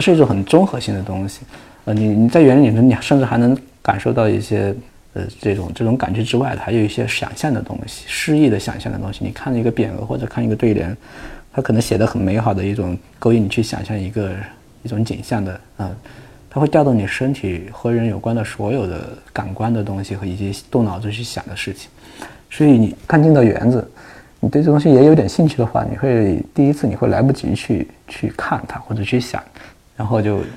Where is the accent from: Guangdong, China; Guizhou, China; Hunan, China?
Hunan, China; moved away; 我们胡娘老家那地方，我们那属于丘陵地貌